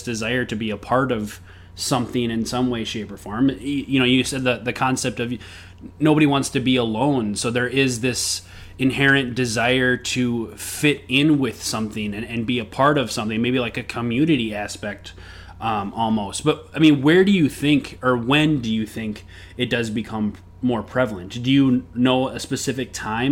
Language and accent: English; Minnesota, United States; moved away; also born or lived in Knoxville, Tennessee; I'm from Minnesota